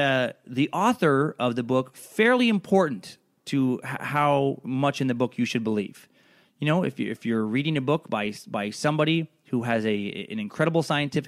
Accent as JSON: {"language": "English", "town": "Riggins", "region": "Idaho", "country": "United States", "tie": "born or raised there", "said": "I grew up in Riggins around a lot of people who did not have a high level of education and did have a lot of fucking theories."}